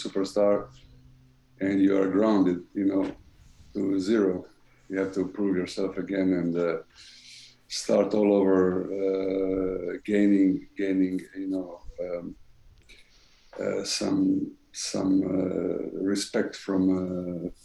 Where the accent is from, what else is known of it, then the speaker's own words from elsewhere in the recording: Croatia; moved away as an adult; also born or lived in Rome; we made a deal to stay one more year in my hometown